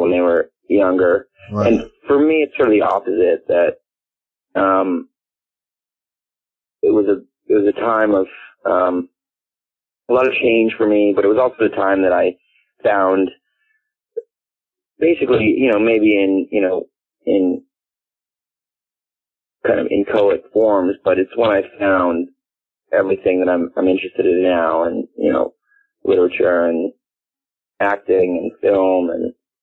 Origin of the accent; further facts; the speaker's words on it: Palo Alto, California, United States; I was born and raised in Palo Alto, California, which is about 45 minutes away from San Francisco